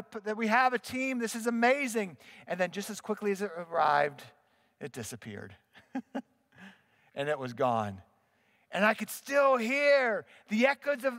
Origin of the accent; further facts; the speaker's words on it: Pittsburgh, Pennsylvania, United States; I'm a boy from the Berg. I grew up in Pittsburgh